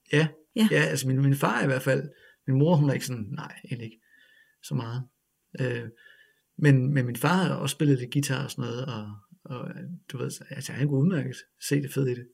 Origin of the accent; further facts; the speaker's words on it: Ribe, Southern Denmark, Denmark; moved away; Jeg kommer fra Ribe